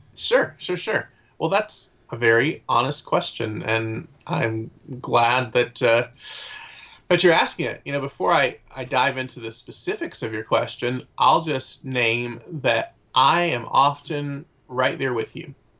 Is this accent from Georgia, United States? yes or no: yes; Atlanta, Georgia, United States; now in Raleigh, United States; am from the Atlanta area originally